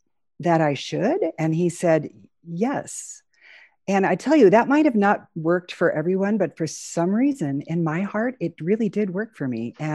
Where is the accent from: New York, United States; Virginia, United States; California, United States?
California, United States; Southern; now in Spokane, United States; I was born and raised in Southern California